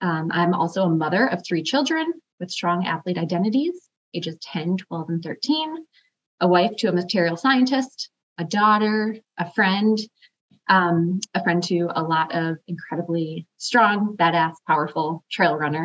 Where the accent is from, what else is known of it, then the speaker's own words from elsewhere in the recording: Chicago, Illinois, United States; now in Seattle, United States; I am originally from the South Side of Chicago, so have Midwest roots. I grew up in an underprivileged family